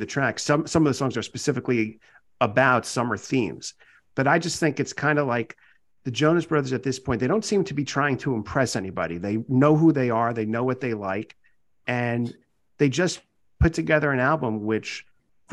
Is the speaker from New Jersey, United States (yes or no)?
yes; New Jersey, United States; growing up in New Jersey